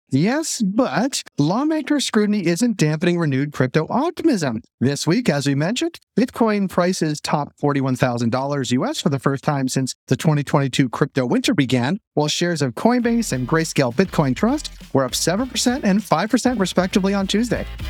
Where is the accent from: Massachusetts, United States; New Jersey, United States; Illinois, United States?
Massachusetts, United States; Boston; moved away; I'm from Boston